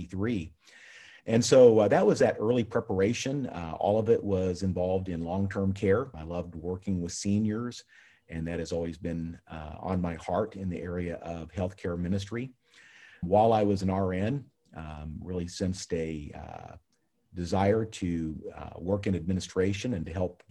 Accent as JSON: {"language": "English", "region": "Central California", "country": "United States", "tie": "born or raised there", "also_born_or_lived": "Big Falls, Minnesota", "moved": "as an adult", "said": "I grew up in Central California"}